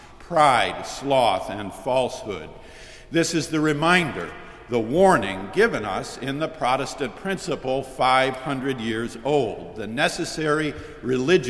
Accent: Syracuse, New York, United States; moved away; my hometown, Syracuse

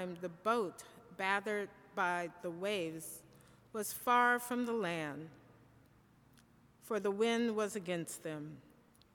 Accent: Michigan, United States; I am from Michigan

